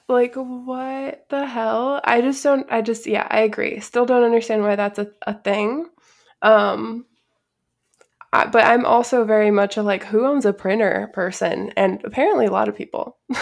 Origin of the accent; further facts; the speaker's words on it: Chicago, Illinois, United States; I'm also from the Midwest, and I'm from, like, the northwest side of Chicago, which is a very union-heavy area of the city